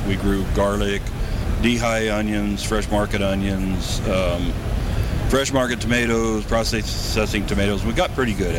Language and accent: English; Atascadero, California, United States; I grew up in Atascadero, where there's not a lot of irrigation, but there is some